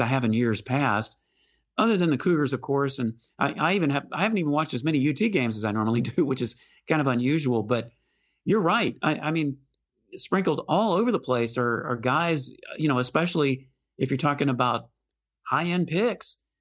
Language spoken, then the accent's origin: English; Houston, Texas, United States; moved away as an adult; now in Austin, United States; I live in Austin, but I'm from Houston. So I certainly grew up with, uh, plenty of skeeters in my yard